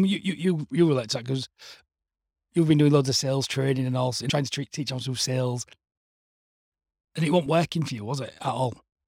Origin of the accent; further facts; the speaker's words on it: Hull, Yorkshire and the Humber, United Kingdom; also born or lived in Leeds / Bradford; we'd moved back to Hull on Monday